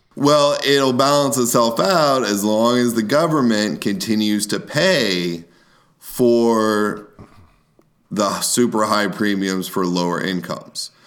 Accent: United States; now in Kentucky, United States; we as the American people

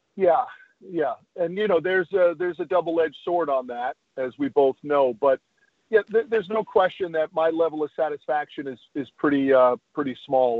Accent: Connecticut, United States; now in Texas, United States; I grew up in Connecticut

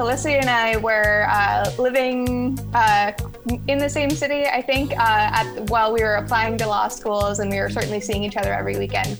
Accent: London, Ontario, Canada; moved away as an adult; now in Boston, United States; I am originally from London, Ontario, but I'm currently a 3L at Northeastern University School of Law in Boston, Massachusetts.

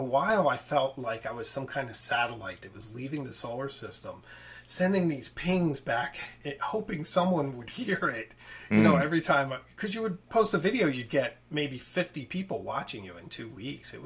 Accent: Philadelphia, Pennsylvania, United States; I'm from Philadelphia.

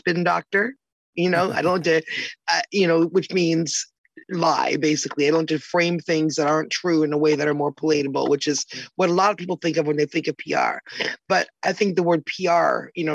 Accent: Canada; also born or lived in Toronto, Canada / Chatham, Canada; I'm from Canada

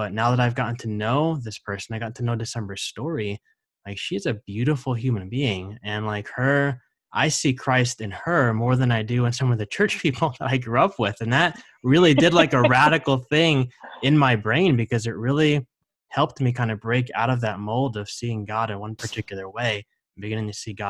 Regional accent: New Jersey, United States; I grew up in New Jersey and in a very conservative church setting.

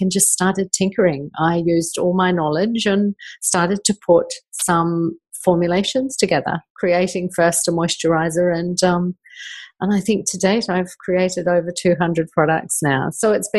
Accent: New Zealand; I did grow up in New Zealand, like you, Kim, and I grew up in New Zealand with a mother that grew all her own vegetables and fruits

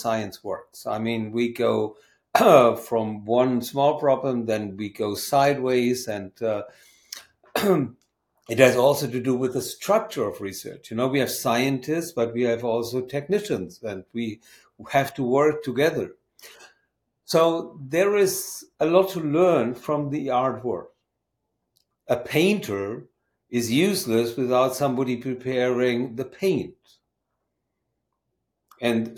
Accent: Germany; moved away as an adult; now in Maine, United States; I'm from Germany

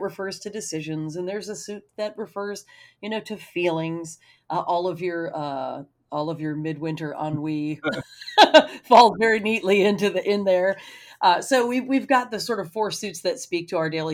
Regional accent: United States; my experience as a person growing up in America

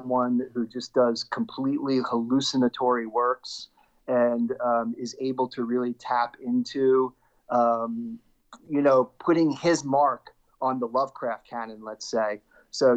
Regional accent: Lawrenceville, New Jersey, United States; also born or lived in New York City / Philadelphia; now in South Jersey, United States; I grew up in Central Jersey. Both my parents are originally from Brooklyn, and I originally was from New York City. But then most of my formative years, I was in Lawrenceville, right next to Princeton.

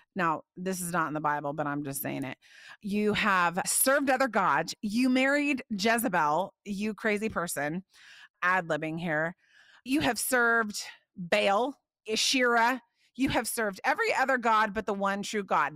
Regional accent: Indiana, United States; I grew up in Indiana.

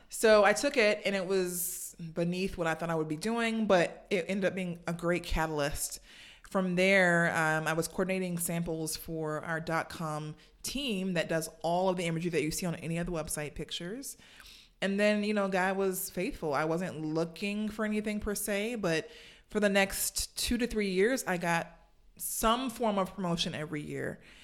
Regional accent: Savannah, Georgia, United States; I grew up in Savannah, Georgia

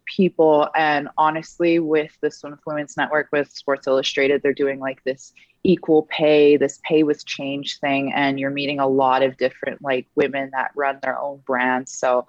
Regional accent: Edmonton, Alberta, Canada; is it my hometown

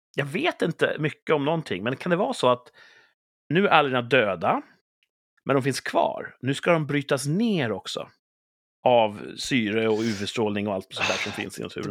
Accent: Sweden

